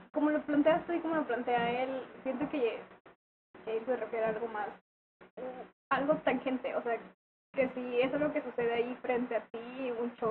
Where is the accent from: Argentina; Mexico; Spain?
Mexico; claramente soy mexicana